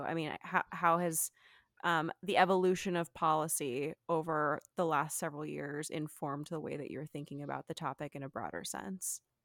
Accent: Texas, United States; moved away; I'm originally from Texas

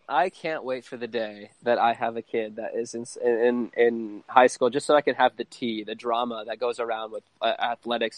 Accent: Connecticut, United States; now in Phoenix, United States; We're from Connecticut originally, and so obviously back east

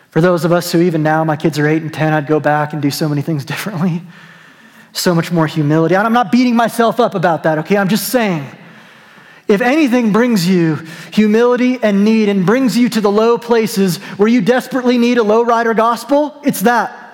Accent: New Mexico, United States; I'm from New Mexico. They used to drive them through Albuquerque all the time.

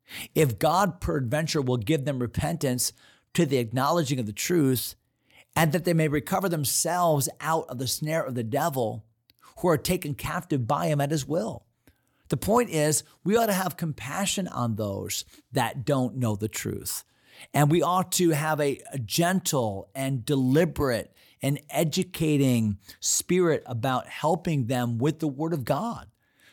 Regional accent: San Antonio, Texas, United States; born there; I was born in Texas. Didn't know if you knew that. Born in San Antonio. My dad, my biological dad, was in the Army, and I was born at Fort Sam Houston in Brook Army Hospital in San Antonio

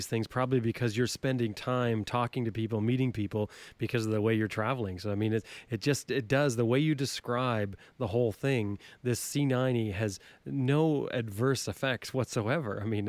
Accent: England, United Kingdom; we're from England.

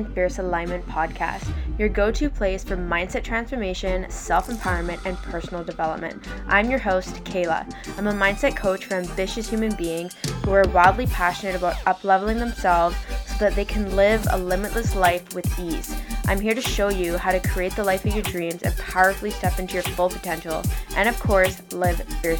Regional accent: Canada; also born or lived in North Vancouver, British Columbia; it turns out that I'm in North Van and she's in Whistler, so we're both Canadian.

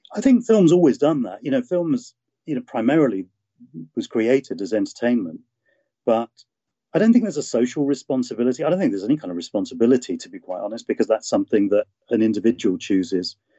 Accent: London, United Kingdom; I was born in London and brought up here

